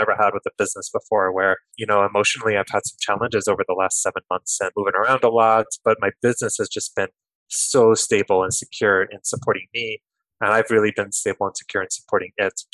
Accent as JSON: {"language": "English", "town": "Kearny", "region": "New Jersey", "country": "United States", "tie": "born or raised there", "said": "I grew up in New Jersey, in Kearny, New Jersey, about 20 minutes from Newark, New Jersey"}